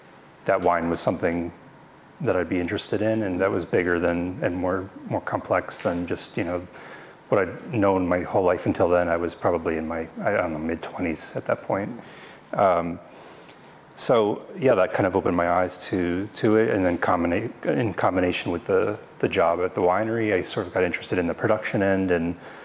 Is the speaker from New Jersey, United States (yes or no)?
yes; New Jersey, United States; moved away as an adult; also born or lived in Delaware; now in Oregon, United States; I'm originally from the East Coast, from New Jersey